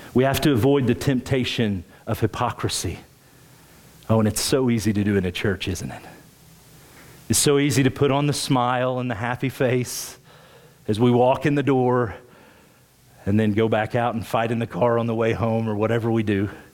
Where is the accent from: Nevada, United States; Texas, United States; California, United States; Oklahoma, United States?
Oklahoma, United States; rural; now in Springfield, United States; I grew up in Oklahoma, rural Oklahoma